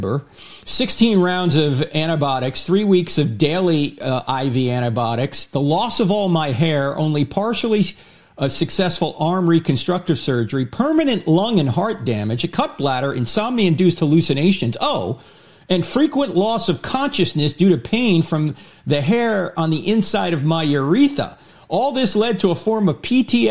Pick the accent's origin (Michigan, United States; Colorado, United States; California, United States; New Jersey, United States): New Jersey, United States; I'm from New Jersey